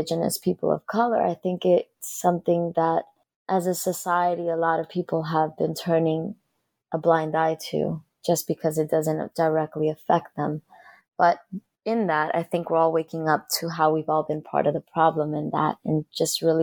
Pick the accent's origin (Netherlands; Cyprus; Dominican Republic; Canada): Dominican Republic; now in United States; as a young girl growing up in the Dominican Republic